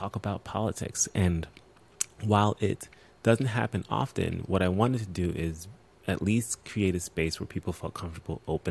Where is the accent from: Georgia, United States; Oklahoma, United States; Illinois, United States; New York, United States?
New York, United States; I'm from New York, born and raised